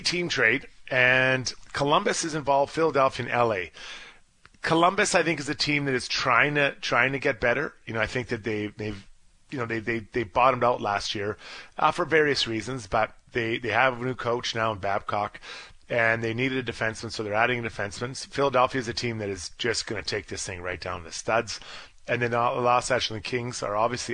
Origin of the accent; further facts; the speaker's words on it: Dundas, Ontario, Canada; from Dundas, Ontario, my hometown